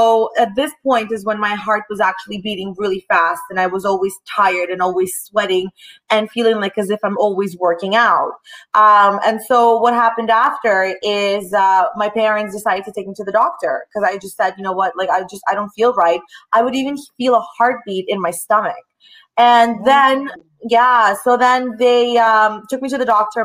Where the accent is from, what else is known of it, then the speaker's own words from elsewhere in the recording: Toronto, Ontario, Canada; also born or lived in Russia; I was born in Russia. I'm an only child. And at the age of 9, my dad decided to move my mom and I to Toronto, Canada